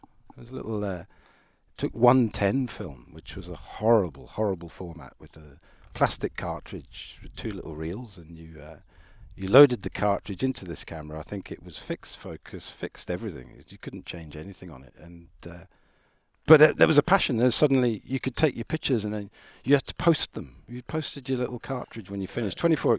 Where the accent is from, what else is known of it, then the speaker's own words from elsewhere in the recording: Ireland; So road racing was very much, you know, I'm Irish, and that's part of the culture there.